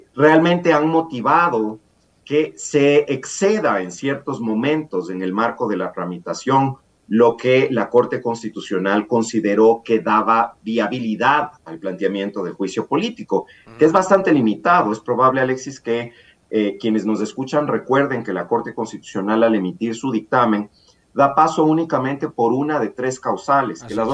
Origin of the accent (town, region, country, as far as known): Ecuador